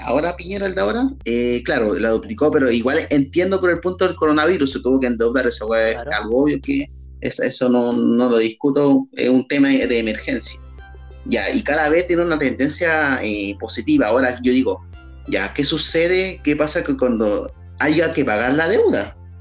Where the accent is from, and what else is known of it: Chile